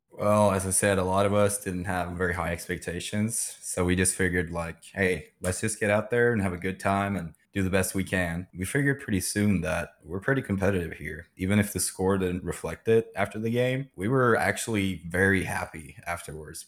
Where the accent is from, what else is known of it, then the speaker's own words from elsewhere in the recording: Sweden; moved away as an adult; also born or lived in Tulsa, Oklahoma / California; now in Oklahoma, United States; I'm, I'm originally from Sweden.